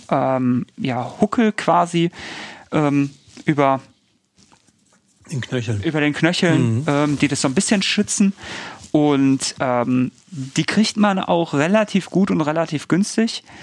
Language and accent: German; Bochum, North Rhine-Westphalia, Germany; also mir wäre das sehr wichtig und da bin ich vielleicht als Bochumer auch so